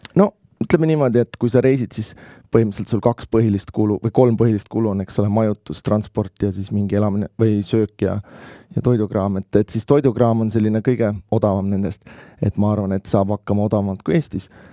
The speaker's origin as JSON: {"language": "Estonian", "country": "Estonia", "said": "ma olen Eestist"}